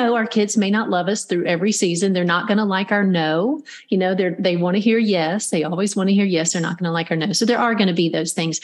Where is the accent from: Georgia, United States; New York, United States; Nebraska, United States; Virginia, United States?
Georgia, United States; Middle; I grew up in Middle Georgia